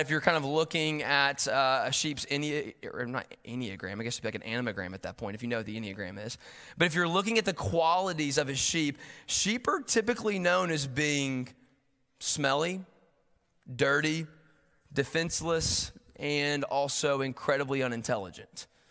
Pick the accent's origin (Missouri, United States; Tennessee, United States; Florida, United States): Tennessee, United States; Knoxville; moved away as an adult; now in Chattanooga, United States; I'm from Knoxville originally